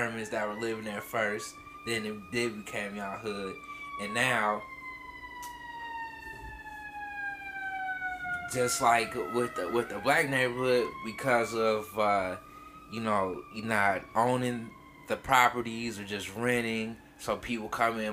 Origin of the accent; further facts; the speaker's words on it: Freeport, Illinois, United States; now in Chicago, United States; I'm from Freeport